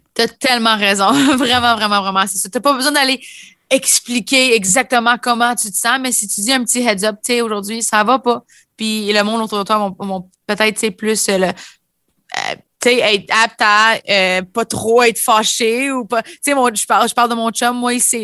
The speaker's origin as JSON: {"language": "French", "region": "Ontario", "country": "Canada", "said": "en tant que franc ontarien"}